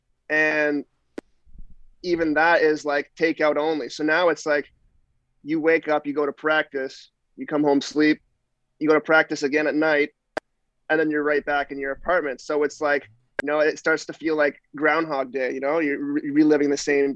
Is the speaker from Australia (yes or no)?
no; Ottawa, Ontario, Canada; moved away as an adult; also born or lived in Czech Republic; just outside of Ottawa in Manitick.